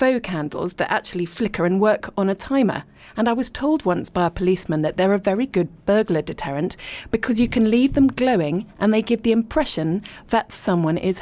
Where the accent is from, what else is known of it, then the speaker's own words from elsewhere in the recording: Richmond, London, United Kingdom; moved away as an adult; also born or lived in abroad; I was born in Richmond and I lived and worked in London